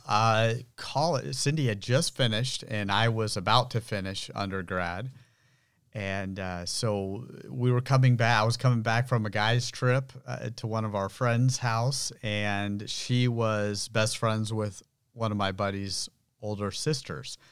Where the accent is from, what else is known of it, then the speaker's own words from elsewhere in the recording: Santa Rosa, California, United States; I was born and grew up here in Santa Rosa.